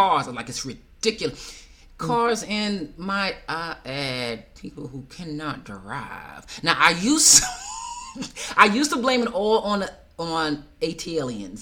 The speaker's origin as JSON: {"language": "English", "region": "New York", "country": "United States", "moved": "as an adult", "lives_now": "Atlanta, United States", "said": "I'm a New Yorker"}